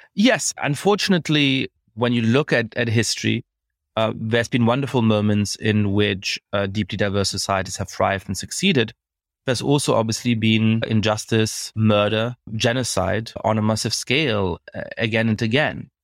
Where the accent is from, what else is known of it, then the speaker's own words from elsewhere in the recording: Germany; moved away; I grew up in Germany